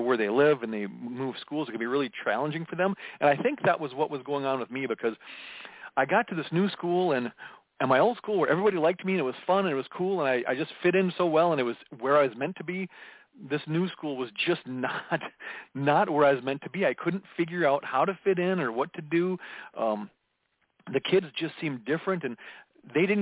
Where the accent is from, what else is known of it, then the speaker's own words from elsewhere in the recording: Minneapolis, Minnesota, United States; I was born in June of 1969 in the Twin Cities area. I was a third of five kids and we lived in a suburb of Minneapolis